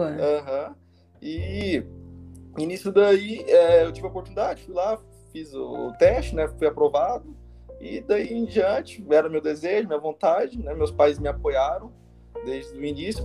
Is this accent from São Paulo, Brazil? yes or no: no; Goiânia, Goiás, Brazil; moved away as an adult; also born or lived in Paraguay; eu sou de Goiânia, Goiás, né? Minha família sempre morou aqui